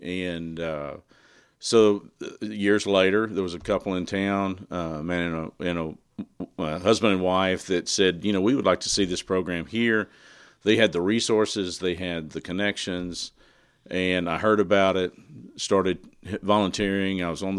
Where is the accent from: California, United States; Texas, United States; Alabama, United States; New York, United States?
Texas, United States; Burnet; moved away as an adult; No, I grew up in Burnett, Texas, in Central Texas.